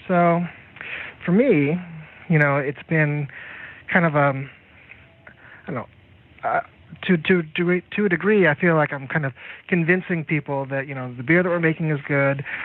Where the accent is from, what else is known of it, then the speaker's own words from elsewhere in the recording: United States; moved away as an adult; also born or lived in California; now in Hong Kong; I come from the United States